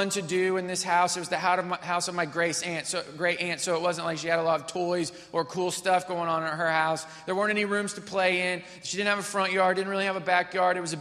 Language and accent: English; Missouri, United States; I grew up in Missouri.